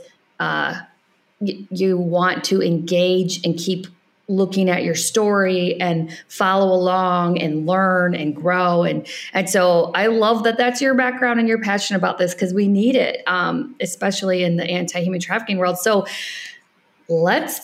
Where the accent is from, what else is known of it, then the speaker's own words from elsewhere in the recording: United States; moved away as an adult; also born or lived in Ireland; I'm an American